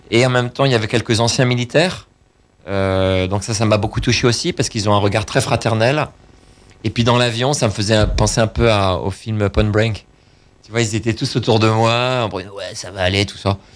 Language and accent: French; Paris, Île-de-France, France; bah, je suis parisien, à hein. Paris